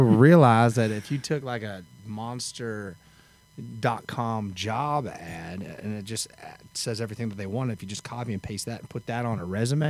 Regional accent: Eugene, Oregon, United States; moved away as an adult; now in Nashville, United States; I'm from Eugene, Oregon, and I sold my horses and moved to Nashville in 1999.

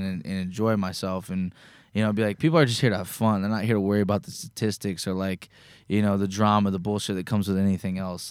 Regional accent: Indiana, United States; now in Nashville, United States; we grew up together back in Indiana

